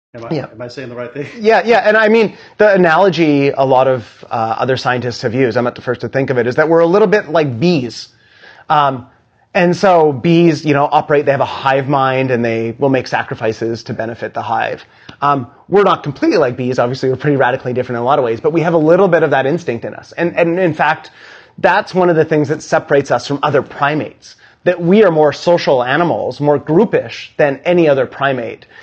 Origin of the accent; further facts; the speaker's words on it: Canada; now in New York City, United States; I'm like a Canadian teenager